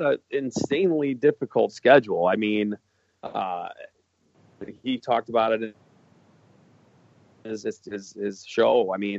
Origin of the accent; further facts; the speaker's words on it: Minneapolis, Minnesota, United States; I was like, yeah, I'm kind of jealous that I was from Minneapolis.